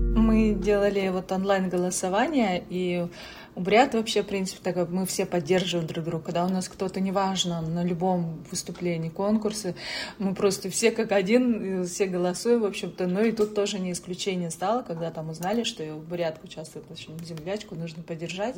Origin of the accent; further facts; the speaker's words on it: Buryatia, Russia; also born or lived in Saint Petersburg; now in United States; я вот из Бурятии